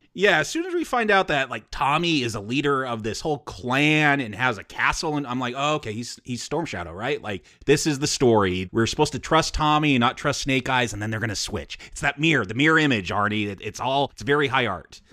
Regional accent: United States; I'm American

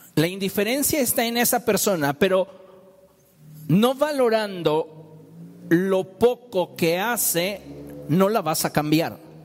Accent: Mexico

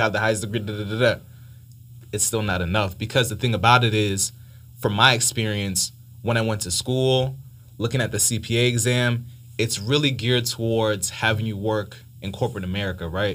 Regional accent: Miami, Florida, United States; moved away as an adult; now in Atlanta, United States; I was born in Miami, uh, parents came from Haiti

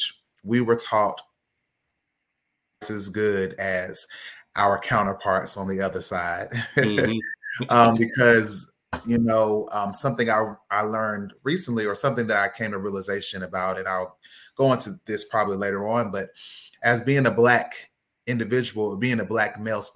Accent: Raleigh, North Carolina, United States; I am originally from Raleigh, North Carolina. I was raised by a single parent mom

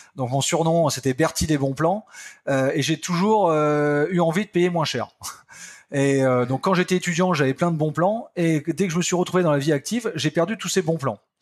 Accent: Picardy, Hauts-de-France, France; je suis un campagnard, hein, je viens de la Picardie, un petit village de 2000 personnes.

